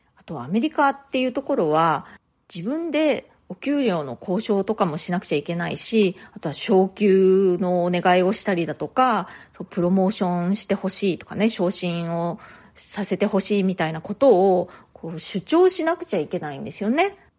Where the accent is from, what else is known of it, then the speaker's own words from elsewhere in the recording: Japan; first language Japanese; moved away as an adult; now in New York, United States; 日本人として